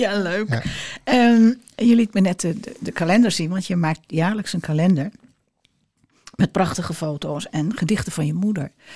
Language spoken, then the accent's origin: Dutch; Amsterdam, North Holland, Netherlands; moved away; ik kom uit Amsterdam